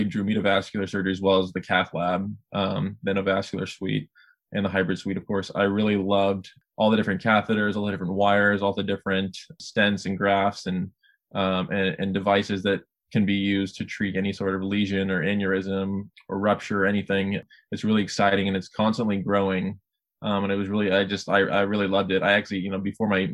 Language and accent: English; Sacramento, California, United States; moved away as an adult; now in Chicago, United States; back in Sacramento, my hometown